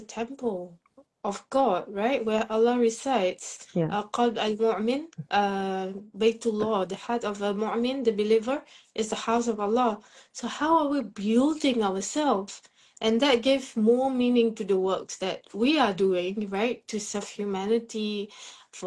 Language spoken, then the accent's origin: English; Singapore; I'm from Singapore